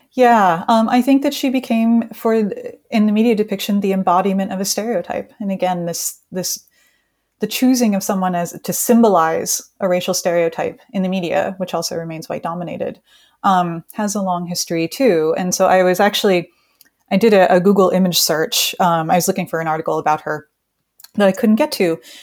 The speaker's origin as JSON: {"language": "English", "country": "United States", "said": "I'm from the United States"}